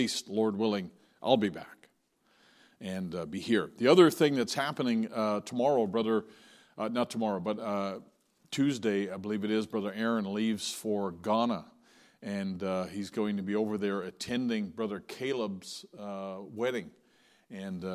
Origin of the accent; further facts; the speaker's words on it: St. John's, Newfoundland and Labrador, Canada; my hometown in St. John's